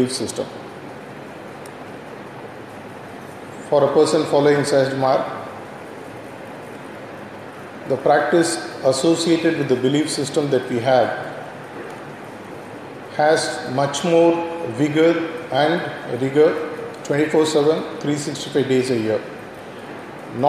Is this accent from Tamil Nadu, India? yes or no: yes; Tamil Nadu, India; Having been brought up in this culture, right from my childhood days